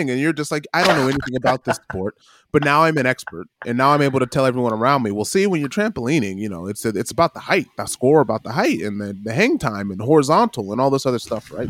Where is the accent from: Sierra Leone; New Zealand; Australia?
New Zealand; Wellington; I say, well, we came from Wellington. If I'm outside of the city of Wellington, so it depends on where right. you're at to me.